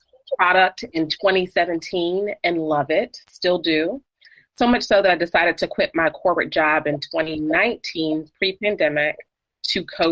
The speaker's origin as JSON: {"language": "English", "town": "Washington", "region": "District of Columbia", "country": "United States", "moved": "as an adult", "lives_now": "Knoxville, United States", "said": "I'm originally from the D.C. area, but I've lived in Knoxville for the last 4 years or so"}